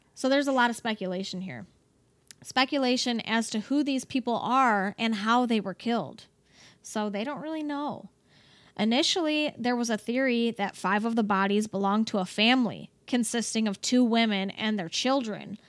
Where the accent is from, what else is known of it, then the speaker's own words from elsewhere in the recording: Cleveland, Ohio, United States; moved away as an adult; also born or lived in Toledo, Ohio; now in Texas, United States; I am from Cleveland, Ohio, originally. That's where I was born and raised.